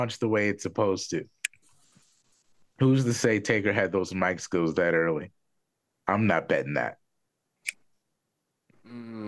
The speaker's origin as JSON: {"language": "English", "town": "Philadelphia", "region": "Pennsylvania", "country": "United States", "said": "I'm from Philly"}